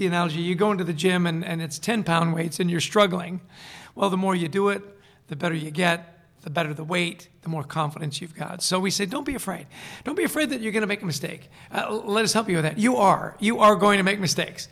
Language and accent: English; Vancouver, British Columbia, Canada; moved away; also born or lived in East Coast; I grew up in Vancouver, British Columbia